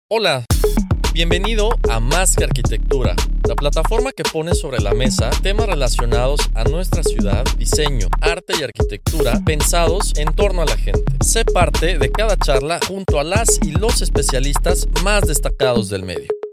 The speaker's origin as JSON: {"language": "Spanish", "region": "Yucatán", "country": "Mexico", "said": "en nuestra región"}